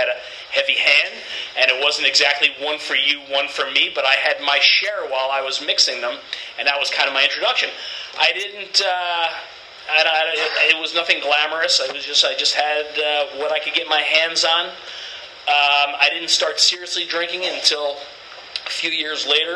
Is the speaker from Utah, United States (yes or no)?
no; New York City, New York, United States; moved away; I was from Brooklyn, New York, originally. I lived there for most of my younger years. It's kind of where I consider to have grown up.